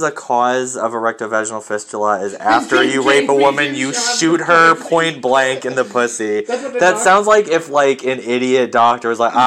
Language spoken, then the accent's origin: English; Boston, Massachusetts, United States; I'm from Boston.